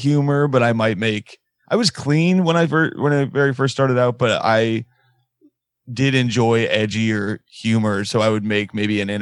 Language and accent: English; Indiana, United States; his TV show is set in my hometown